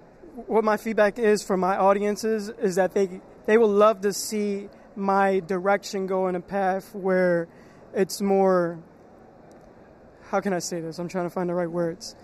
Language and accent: English; Philadelphia, Pennsylvania, United States; I am from Philadelphia.